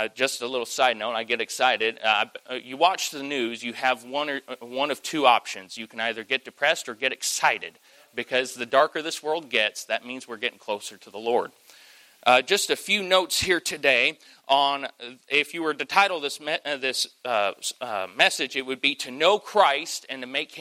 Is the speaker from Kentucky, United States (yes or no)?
yes; Kentucky, United States; I am from Kentucky